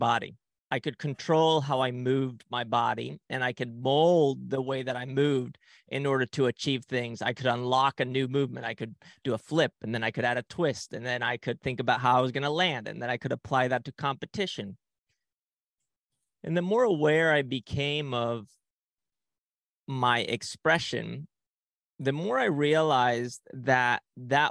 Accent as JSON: {"language": "English", "country": "Spain", "tie": "born or raised there", "also_born_or_lived": "Ecuador", "moved": "yes", "said": "at a very young age, my family and I, we moved to Ecuador and then to Spain. So I grew up in Spain and I didn't speak the language"}